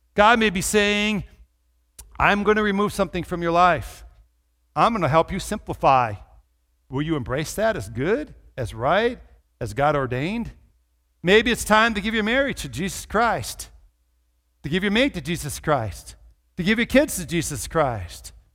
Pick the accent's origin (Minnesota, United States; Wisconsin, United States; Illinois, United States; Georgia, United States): Minnesota, United States; I grew up in Minnesota